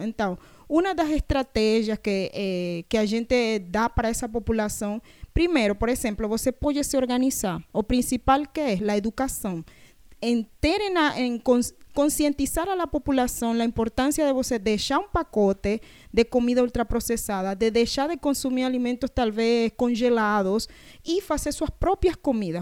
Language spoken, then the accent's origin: Portuguese; Panama; Portuguese is a second language; now in Brazil; Tinha de Panamá, que a gente lá tem palenques